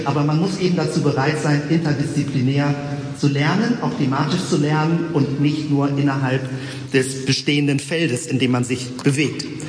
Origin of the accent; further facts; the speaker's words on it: Hamburg, Germany; now in Bremen, Germany; Ich bin eigentlich Hamburger